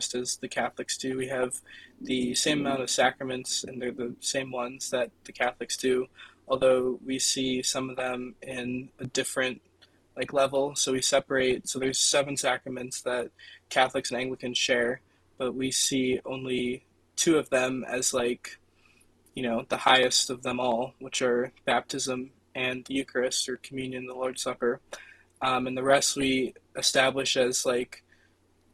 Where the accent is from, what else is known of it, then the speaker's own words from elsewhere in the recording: United States; growing up in America, I grew up in the Episcopal Church